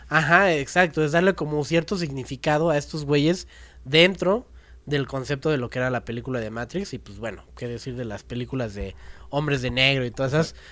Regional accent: Mexico; nosotros como mexicanos

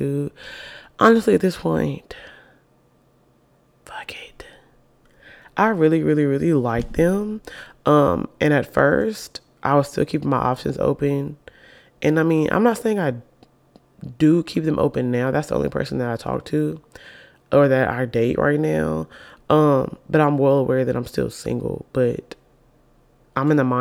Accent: Alabama, United States; also born or lived in Birmingham, Alabama; I live in Birmingham, Alabama. We're both from Alabama.

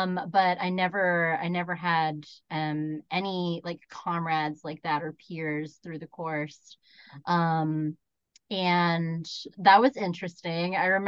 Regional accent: United States; And like what's interesting too is like as a Filipino American, I actually don't feel a lot of acceptance into like East Asian spaces.

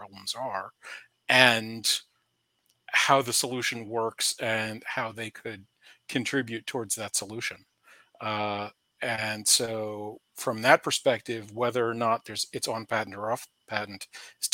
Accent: Charlottesville, Virginia, United States; Charlottesville, my hometown

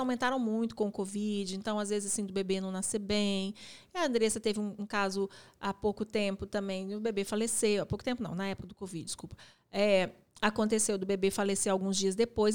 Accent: Belo Horizonte, Minas Gerais, Brazil; a gente é da cidade de Belo Horizonte

